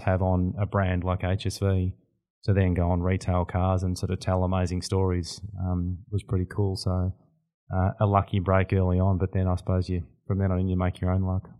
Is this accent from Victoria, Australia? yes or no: yes; Bendigo, Victoria, Australia; also born or lived in Perth; I grew up in, in country Victoria, uh, up in Bendigo